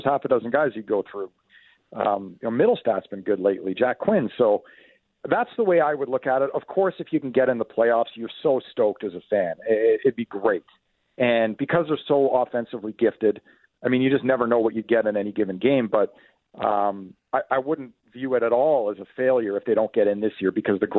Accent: Ottawa, Ontario, Canada; so I grew up in the Ottawa area. I have a lot of friends and family still there.

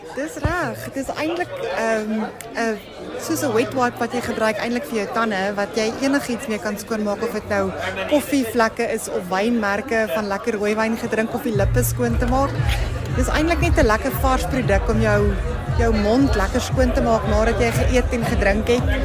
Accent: North West, South Africa; moved away as an adult; now in Cape Town, South Africa; Ek is eintlik van die Noordwes provinsie.

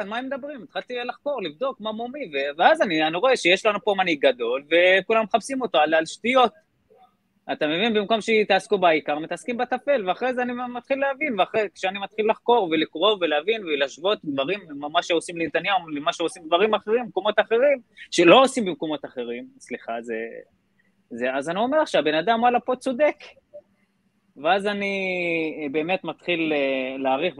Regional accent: Israel; גדלתי בכפר בדואי

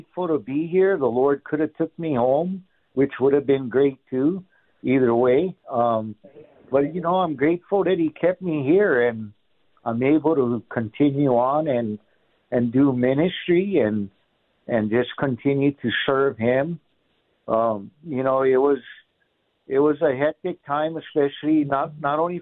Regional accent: Honolulu, Hawaii, United States; moved away as an adult; now in Buckeye, United States; I'm originally from Honolulu, Hawaii. I was born and raised there and moved to the States back in 95. And we currently reside here in Buckeye, Arizona

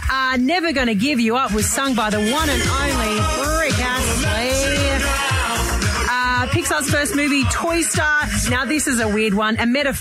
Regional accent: Sydney, New South Wales, Australia; moved away as an adult; now in Townsville, Australia; I grew up down in Sydney, not right in the centre of Sydney. We had 5 acres and horses and that sort of stuff.

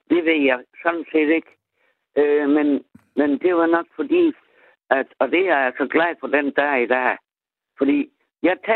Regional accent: Southern Denmark, Denmark; Jeg kommer fra Harsel, jeg er ægte sønderjyske. Jeg er ægte bedst, jeg er ægte sønderjyske.

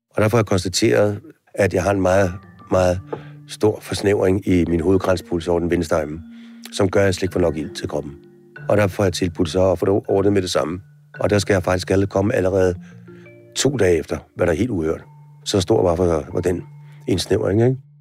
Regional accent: Denmark; når vi sidder her hjemme i Danmark

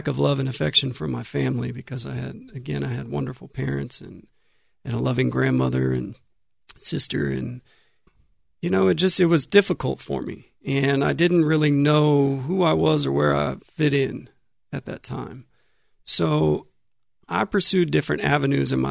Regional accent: Giddings, Texas, United States; I'm from Giddings, Texas. It's a small town between Houston and Austin. And I spent my life in Giddings, first 18 years of my life in Giddings.

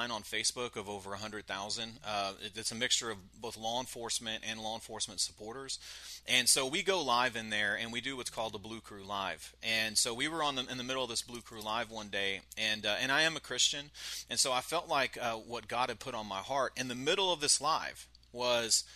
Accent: Brady, Texas, United States; I'm initially from Brady, Texas

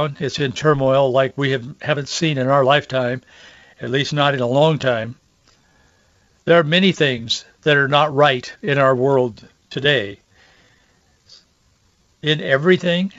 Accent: Yakima Valley, Washington, United States; in the orchards where I grew up in Yakima Valley

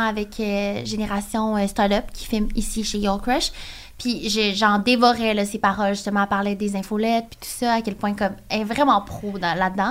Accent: Trois-Rivières, Quebec, Canada; moved away; je viens de Trois-Rivières. Puis toutes mes amies de Trois-Rivières, ils ont des enfants

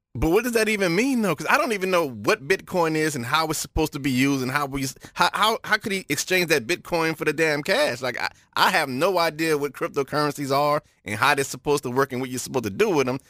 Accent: New Orleans, Louisiana, United States; I'm from New Orleans

